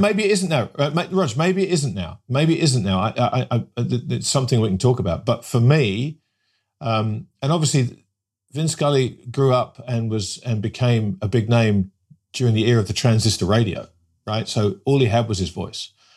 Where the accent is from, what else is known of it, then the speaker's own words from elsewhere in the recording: England, United Kingdom; growing up in England in the nineteen seventies